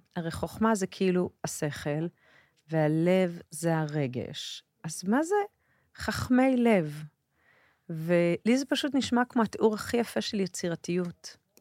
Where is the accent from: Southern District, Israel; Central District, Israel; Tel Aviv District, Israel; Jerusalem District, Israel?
Jerusalem District, Israel; Jerusalem; also born or lived in a moshav (unnamed); אני גדלתי במושב, ואחר כך בירושלים.